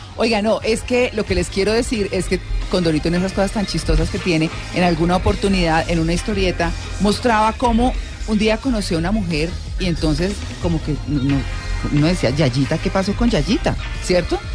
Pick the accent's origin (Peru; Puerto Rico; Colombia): Colombia; Bucaramanga, Santander; now in Bogotá, Colombia; crecí en Bucaramanga